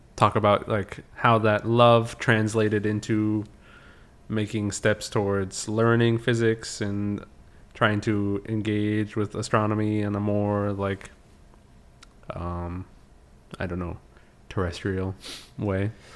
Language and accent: English; California, United States; I grew up in California